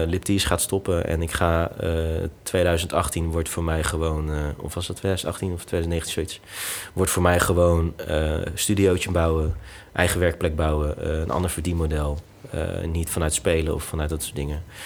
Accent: Netherlands; ik ben in Nederland geboren

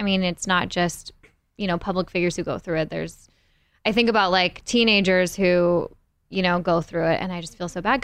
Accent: Portland, Oregon, United States; now in Denver, United States; I grew up in Portland, Oregon

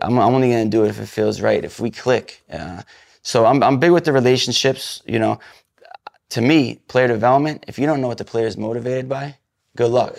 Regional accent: New England, United States; I'm from New England

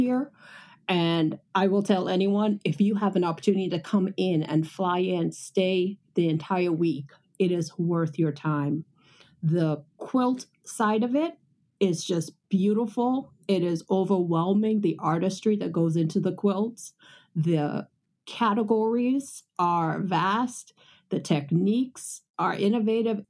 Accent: Houston, Texas, United States; she realized I was from Houston

